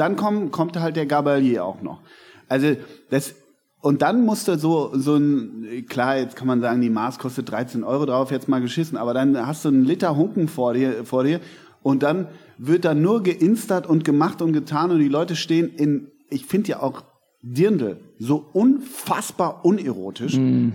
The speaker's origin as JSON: {"language": "German", "region": "Hamburg", "country": "Germany", "said": "als Hamburger oder Norddeutscher, wie wir ja sind"}